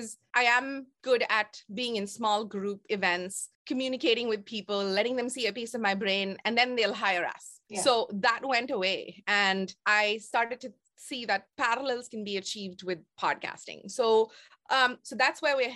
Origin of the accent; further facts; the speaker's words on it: India; moved away as an adult; now in Toronto, Canada; my raising as an Indian girl in the 70s